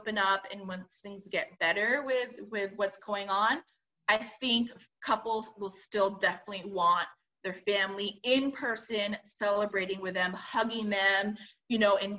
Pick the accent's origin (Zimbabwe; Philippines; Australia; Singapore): Philippines; I mean, I'm Filipino, so I have that nod to baked.